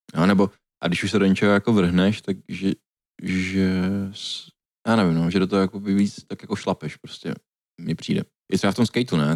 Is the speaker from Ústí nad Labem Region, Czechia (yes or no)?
yes; Děčín, Ústí nad Labem Region, Czechia; moved away; u nás v Děčíně